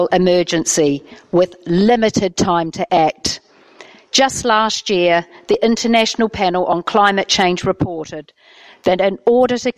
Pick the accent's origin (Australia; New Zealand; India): New Zealand; now in Uttlesford, United Kingdom; I'm here tonight as a Kiwi councillor